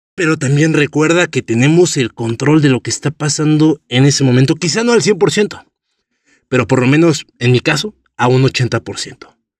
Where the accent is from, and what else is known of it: Mexico